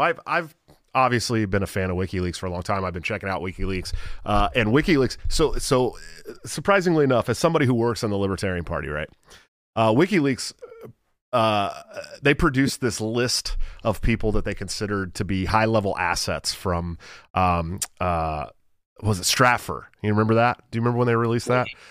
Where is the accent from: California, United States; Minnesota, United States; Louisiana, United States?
California, United States; Antioch; moved away as an adult; also born or lived in Oakland, California / Santa Rosa, California; now in Iowa, United States; I grew up in Antioch. I lived in Oakland for a long time, too.